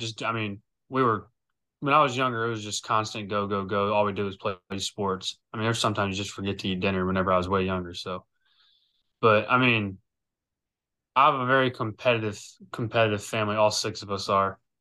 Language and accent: English; Lake Charles, Louisiana, United States; I'm from Lake Charles, Louisiana.